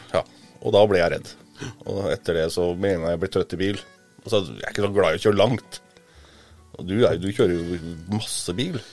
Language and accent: Norwegian; Gudbrandsdalen, Innlandet, Norway; moved away; jeg er jo gudbrandsdøl